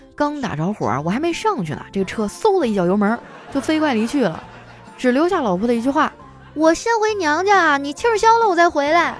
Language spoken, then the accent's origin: Chinese; Northeast China, China; 我作为东北人